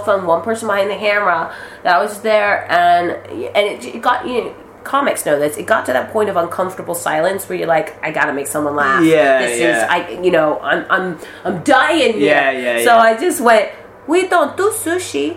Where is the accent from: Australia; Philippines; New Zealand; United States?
Philippines; moved away; I'm Filipino